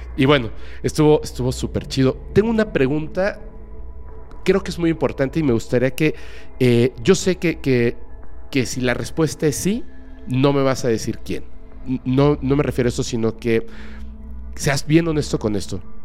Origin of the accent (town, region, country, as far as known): Mexico